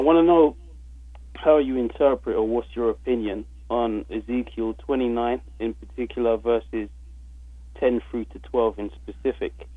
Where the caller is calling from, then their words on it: London, United Kingdom; I'm calling through from London, England.